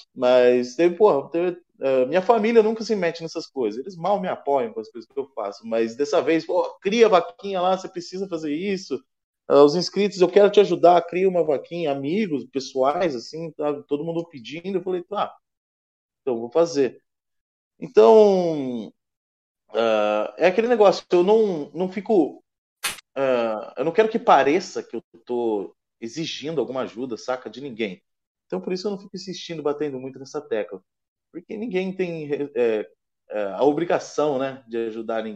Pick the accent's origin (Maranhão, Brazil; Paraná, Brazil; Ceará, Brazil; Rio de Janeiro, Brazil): Paraná, Brazil; Curitiba; eu sou de Curitiba